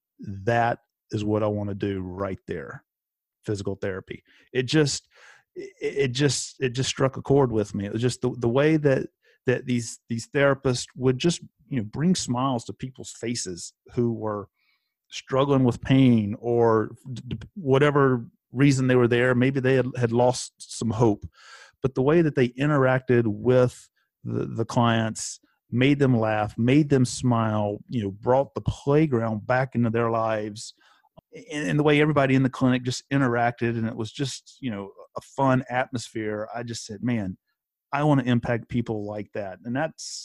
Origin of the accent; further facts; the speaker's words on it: Elon, North Carolina, United States; I actually grew up in Elon, very close to where Gabby is right now in High Point, but grew up in Elon, but was next door to the town of Burlington.